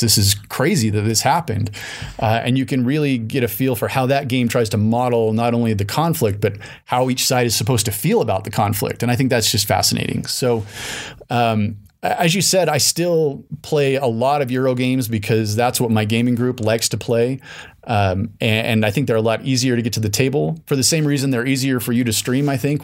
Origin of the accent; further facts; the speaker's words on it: Salt Lake City, Utah, United States; I grew up in Salt Lake City